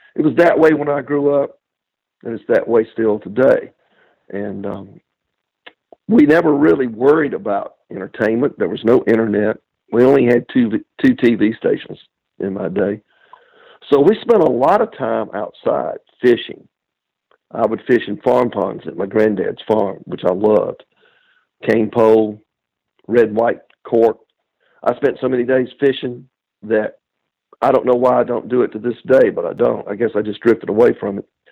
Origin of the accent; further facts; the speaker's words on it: Lincolnton, Georgia, United States; moved away; my hometown back in Lincoln, Georgia.